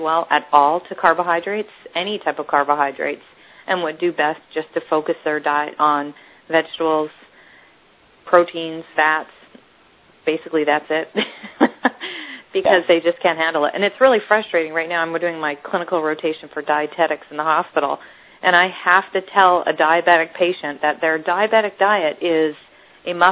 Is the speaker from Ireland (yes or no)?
no; Northern British Columbia, Canada; moved away as an adult; now in United States